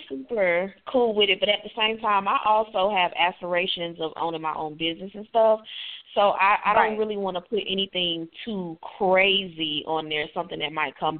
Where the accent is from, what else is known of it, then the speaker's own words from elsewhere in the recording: Florida, United States; moved away; I'm from Florida